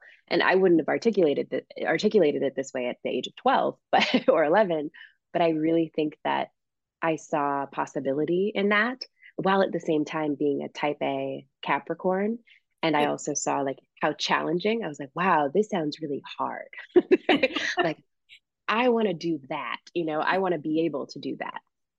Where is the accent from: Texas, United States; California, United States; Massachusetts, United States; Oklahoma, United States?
Massachusetts, United States; Springfield; the community music school where I grew up in my hometown of Springfield, Massachusetts.